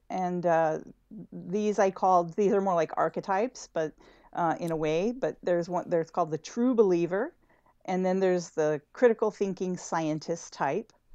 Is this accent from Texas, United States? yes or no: yes; El Paso, Texas, United States; moved away; I'm from El Paso, Texas originally